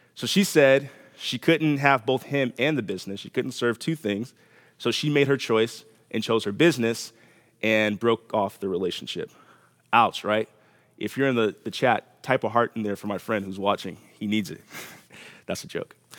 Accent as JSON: {"language": "English", "town": "Los Angeles", "region": "California", "country": "United States", "moved": "yes", "said": "I'm from Los Angeles"}